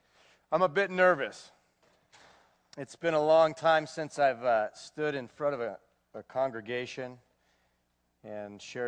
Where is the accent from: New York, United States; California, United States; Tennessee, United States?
California, United States; Manhattan Beach; also born or lived in Los Angeles; I was born June 17th, 1973, in Los Angeles, California. My parents are Mike and Linda Rogers. And I was raised in Manhattan Beach, California. All right? Yeah, Southern California.